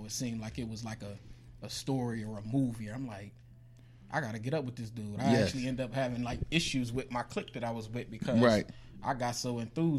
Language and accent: English; Youngstown, Ohio, United States; also born or lived in Lorain, Ohio; I was born in Lorraine. I moved to Youngstown when I was 10.